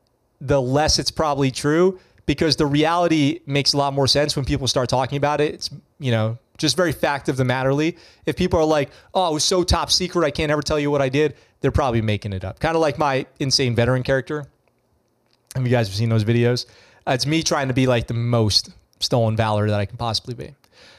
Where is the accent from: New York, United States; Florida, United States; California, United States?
New York, United States; Poughkeepsie; I'm from New York. I'm from Poughkeepsie, New York.